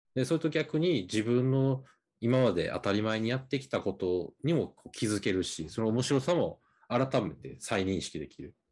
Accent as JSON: {"language": "Japanese", "region": "Osaka", "country": "Japan", "tie": "born or raised there", "moved": "yes", "lives_now": "Hokkaido, Japan", "said": "俺もさ、なんか大阪出身やけど"}